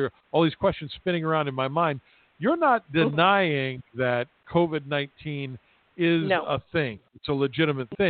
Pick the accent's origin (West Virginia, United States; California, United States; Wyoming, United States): West Virginia, United States; moved away; my hometown back in small town West Virginia